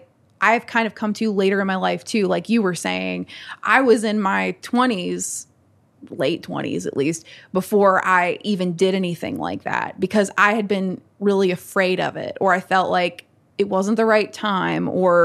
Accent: Natural Bridge, Virginia, United States; Like even growing up in Natural Bridge, it's like I was raised mainly by my grandparents and my dad

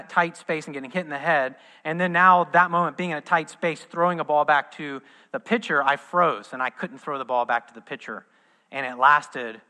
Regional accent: Midwest, United States; moved away as an adult; also born or lived in Southern California; now in Orlando, United States; I was raised in the Midwest.

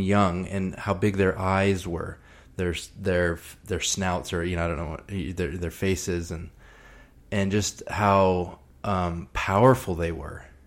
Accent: Texas, United States; I grew up in Texas

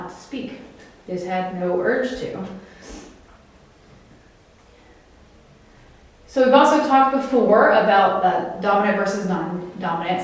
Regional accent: the South, United States; I'm from the South

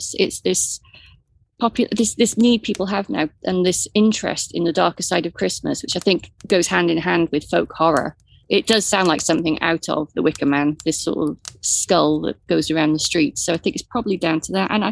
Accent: Wales, United Kingdom; You're looking at me as the Welsh person in the group

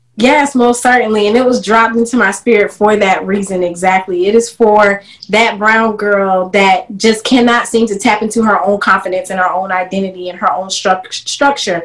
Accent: South Carolina, United States; moved away; in 2016, I decided to move uh, my roots back to South Carolina to my hometown

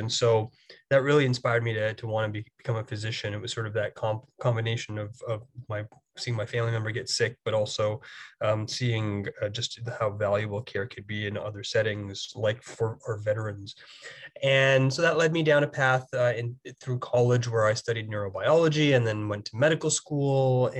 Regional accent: Toronto, Ontario, Canada; First of all, I'm from Toronto, born and raised in the city here. My family's originally from East Africa. My mom came from Kenya and my dad came from Tanzania and were of Indian descent originally. I grew up playing ice hockey.

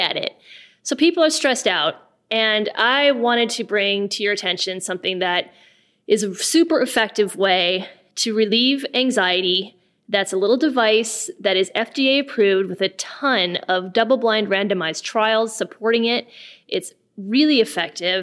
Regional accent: Wisconsin, United States; moved away; also born or lived in California; I lived there for 18 years, but I grew up here in Wisconsin.

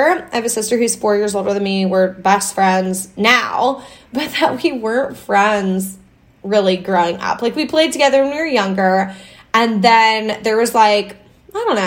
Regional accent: Iowa, United States; I grew up in Iowa.

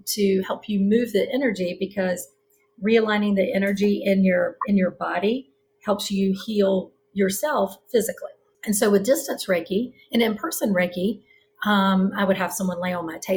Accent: the South, United States; now in Charlotte, United States; I'm from the South

